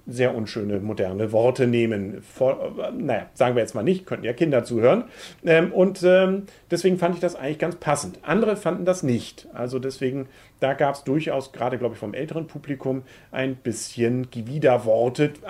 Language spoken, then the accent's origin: German; Kiel, Schleswig-Holstein, Germany; also gerade als Kieler finde ich es toll.